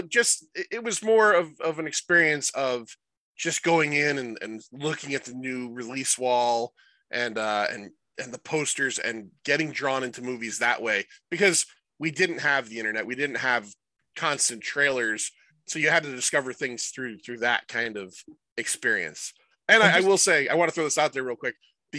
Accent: Middletown, United States; I grew up in Middletown.

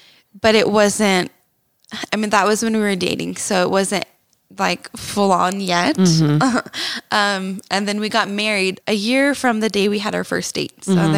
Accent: Texas, United States; moved away as an adult; now in Utah, United States; And that was growing up in Texas. And then I moved to Utah when I was 19 years old. Actually, on my 19th birthday is when I came here.

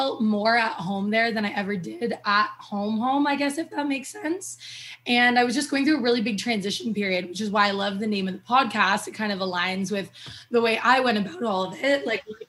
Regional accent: Toronto, Ontario, Canada; moved away as an adult; also born or lived in Alberta; I'm originally from Toronto, Ontario

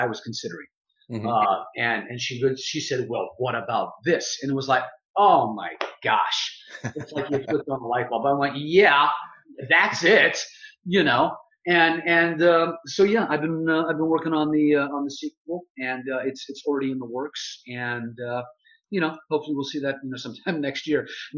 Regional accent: Texas, United States; When I was about 13 years old, growing up in Texas

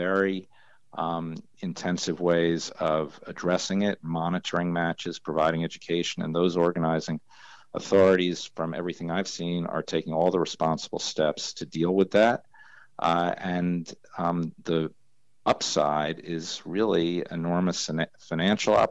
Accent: New York, United States; when I was growing up in New York, I used to hang out at horse racetracks all the time

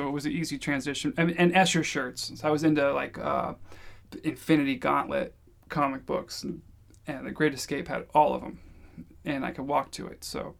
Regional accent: St. Louis, Missouri, United States; also born or lived in Georgia / Michigan / New York / San Francisco; So I was born in Louisville. I moved to St. Louis when I was maybe 10, moved to Georgia when I was 13, moved to Michigan when I was 18, then moved to New York, and then to San Francisco

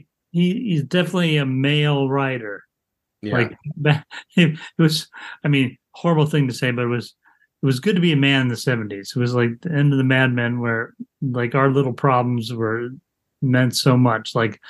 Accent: Indiana, United States; we grew up in Indiana.

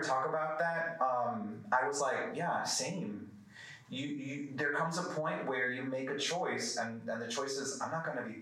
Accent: United States; also born or lived in New York / Miami, Florida; I grew up partly in New York, partly in Miami

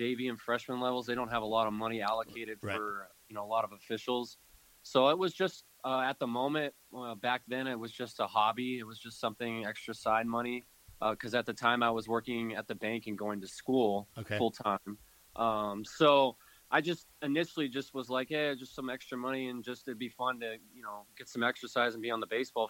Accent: San Diego, California, United States; I was born and raised in San Diego as well

